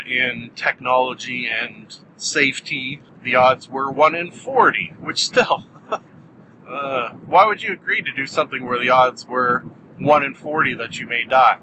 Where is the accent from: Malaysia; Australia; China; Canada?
Canada; I'm Canadian